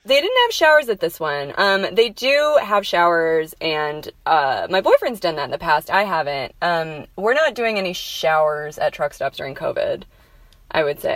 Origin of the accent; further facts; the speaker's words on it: New Mexico, United States; I'm from New Mexico